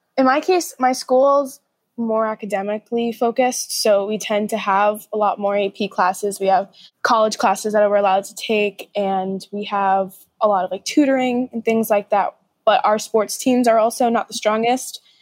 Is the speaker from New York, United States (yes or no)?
yes; New York City, New York, United States; I'm from Brooklyn